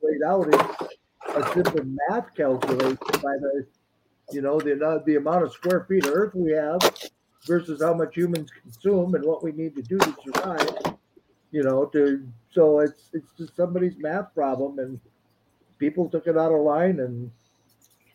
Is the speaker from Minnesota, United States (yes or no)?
yes; Minnesota, United States; I'm from Minnesota